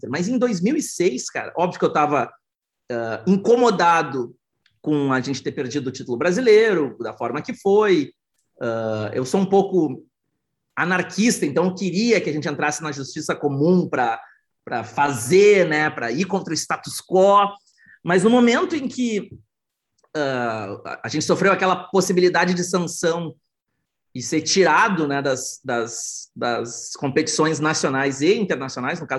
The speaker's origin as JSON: {"language": "Portuguese", "town": "Porto Alegre", "region": "Rio Grande do Sul", "country": "Brazil", "said": "eu tenho 41 anos, sou do sul do Brasil, sou de Porto Alegre, um, morei já em vários países para trabalhar e, e, e estudar inovação."}